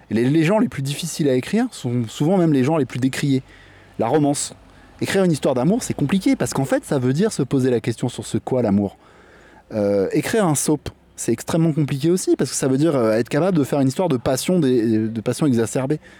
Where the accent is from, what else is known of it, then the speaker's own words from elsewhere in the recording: La Ville-du-Bois, Île-de-France, France; moved away as an adult; now in Réunion, France; moi je viens de métropole, j'ai grandi en région parisienne, dans un petit village qui s'appelle la Ville du Bois.